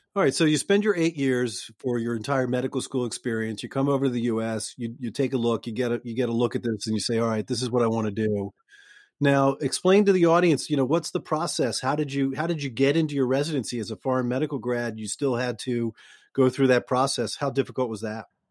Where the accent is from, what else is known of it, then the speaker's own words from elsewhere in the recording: Boston, Massachusetts, United States; I'm from Boston